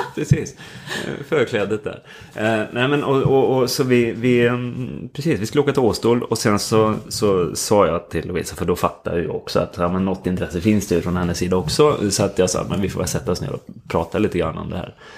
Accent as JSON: {"language": "Swedish", "town": "Skövde", "region": "Västra Götaland", "country": "Sweden", "also_born_or_lived": "Stockholm", "moved": "as an adult", "said": "Vi kom från Skövde båda två men träffades i Stockholm istället"}